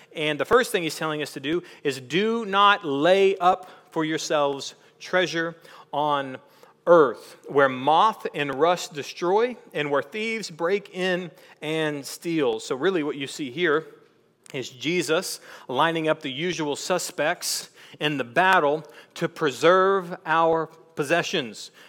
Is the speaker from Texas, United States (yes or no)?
yes; East Texas, United States; we're from East Texas